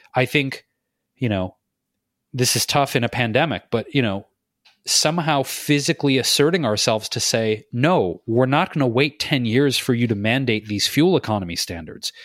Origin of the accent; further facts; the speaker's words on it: Detroit, Michigan, United States; In my hometown of Detroit